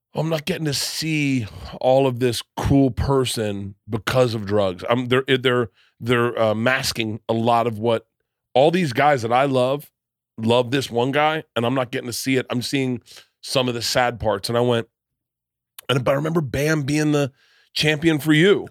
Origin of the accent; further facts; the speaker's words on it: Florida, United States; I come from Florida and I'm fifty